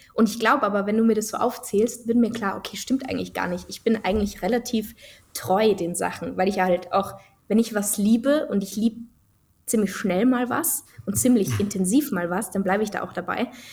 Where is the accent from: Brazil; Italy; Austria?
Austria; Tyrol; bei uns in Tirol